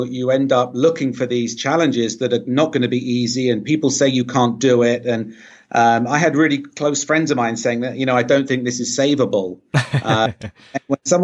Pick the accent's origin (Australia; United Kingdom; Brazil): United Kingdom; England; moved away as an adult; now in United States; I grew up in England, so I was in England till I was about 23 years old